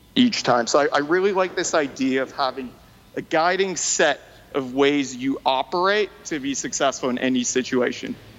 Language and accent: English; New Brunswick, Canada; first language French; English is a second language; moved away as an adult; now in Vancouver, Canada; So I'm originally from New Brunswick, uh, Eastern Canada. I basically lived there most of my life, and then uh, five years ago moved to Vancouver.